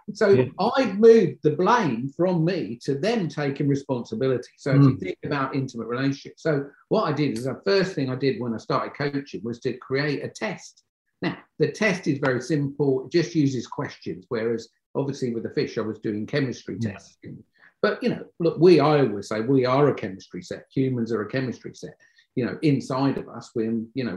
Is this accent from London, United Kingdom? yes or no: yes; Croydon, London, United Kingdom; moved away as an adult; because I come from Croydon in London